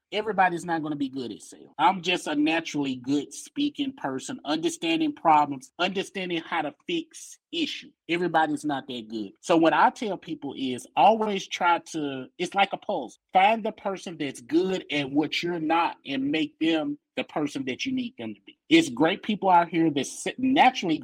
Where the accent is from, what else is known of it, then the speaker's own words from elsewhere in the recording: Memphis, Tennessee, United States; I'm from Memphis